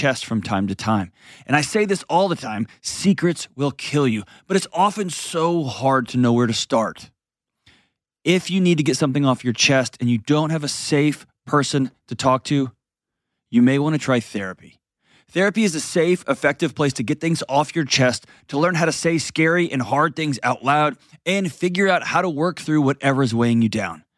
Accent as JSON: {"language": "English", "region": "Texas", "country": "United States", "tie": "born or raised there", "said": "I grew up in Texas"}